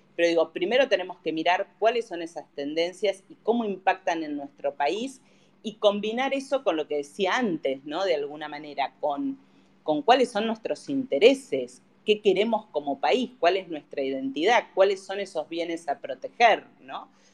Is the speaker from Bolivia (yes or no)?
no; Argentina; como argentinos